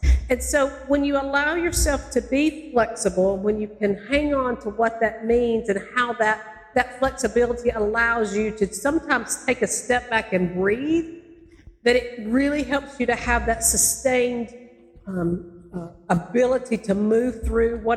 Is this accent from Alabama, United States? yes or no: yes; North Alabama, United States; also born or lived in Macon, Georgia; now in Valdosta, United States; I'm originally from Alabama, in North Alabama, and then I taught in Macon